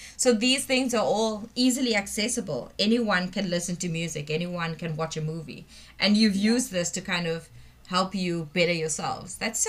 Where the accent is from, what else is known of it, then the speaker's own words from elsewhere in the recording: South Africa; I am from South Africa and I am a teacher and pedagogical assistant at 4U2.